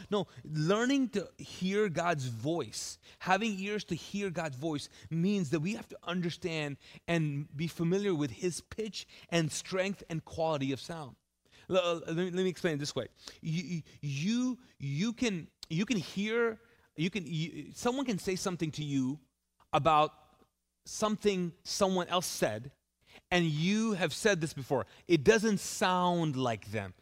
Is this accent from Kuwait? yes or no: yes; Kuwait; now in Charlotte, United States; I lived in Kuwait. I grew up there